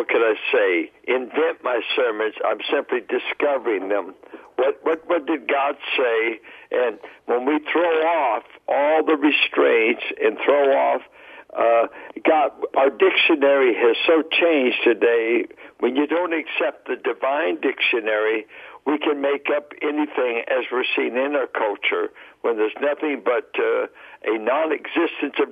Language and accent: English; Richmond, California, United States; being a Bay Area boy and growing up in the Richmond area